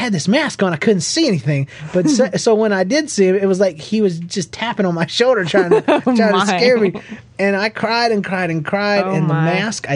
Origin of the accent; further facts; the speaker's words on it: Georgia, United States; growing up in Georgia